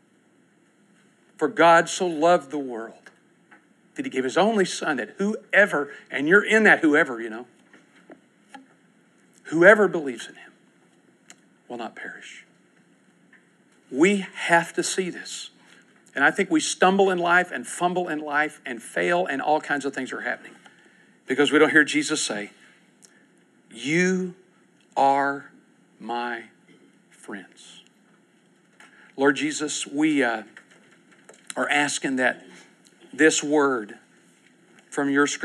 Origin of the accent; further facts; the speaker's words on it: United States; I'm an American